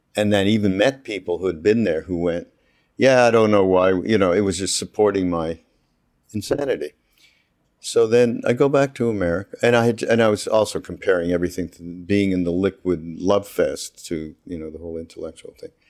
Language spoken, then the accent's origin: English; Montreal, Quebec, Canada; I'm from Montreal, as you know, from Quebec.